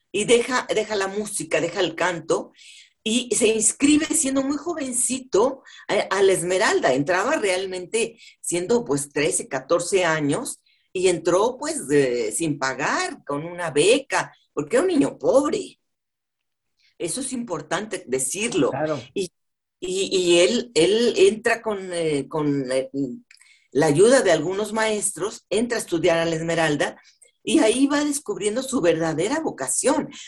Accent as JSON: {"language": "Spanish", "region": "Oaxaca", "country": "Mexico", "tie": "born or raised there", "said": "La primera parte de mi niñez la pasé en Oaxaca, de donde soy nativo"}